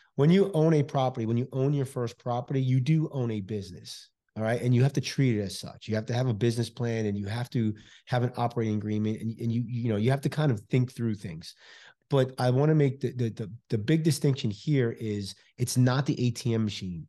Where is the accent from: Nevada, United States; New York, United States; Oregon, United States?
New York, United States; New York City; now in Houston, United States; I'm originally from New York City, Bronx, New York, originally